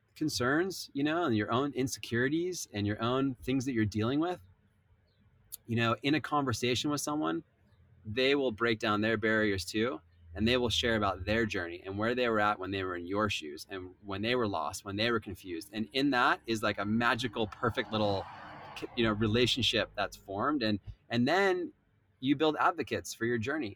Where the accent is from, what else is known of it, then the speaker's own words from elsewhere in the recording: Southern California, United States; I grew up in Southern California